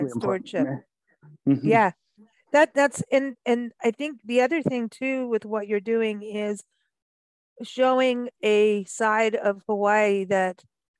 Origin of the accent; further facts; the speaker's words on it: Kenya; also born or lived in South Africa / Mexico; growing up in Kenya and then South Africa and then living in Mexico